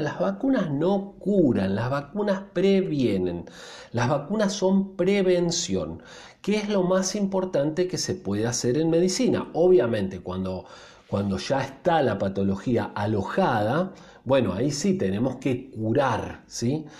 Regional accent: Argentina; Los argentinos somos casi 50 millones de personas

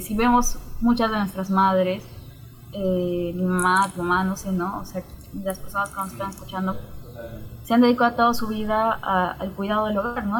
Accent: Juliaca, Puno, Peru; also born or lived in Cusco; now in Lima, Peru; yo crecí en Juliaca

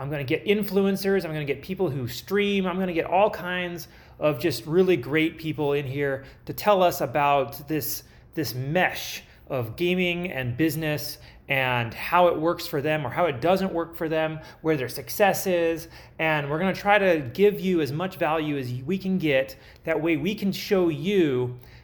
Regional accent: California, United States; moved away; I was from California.

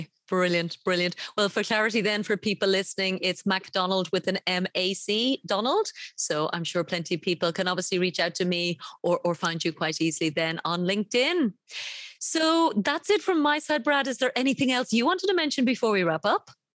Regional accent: Ireland; my home country of Ireland

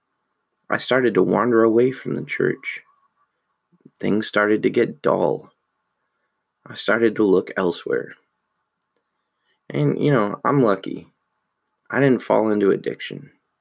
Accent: United States; we're American.

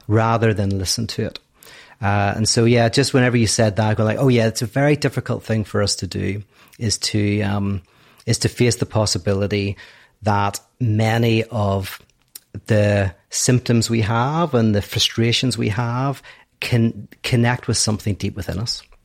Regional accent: Northern Ireland, United Kingdom; I'm from Northern Ireland.

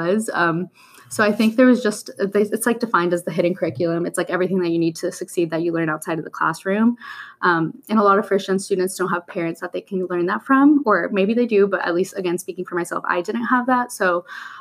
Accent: Miami, Florida, United States; also born or lived in Colombia; My hometown, I was born in Columbia, and I lived there till I was 8, but other than that, my other hometown is Miami, Florida

